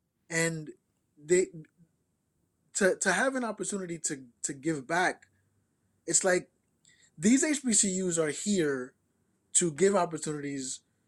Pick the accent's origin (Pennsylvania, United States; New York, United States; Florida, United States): New York, United States; born or raised there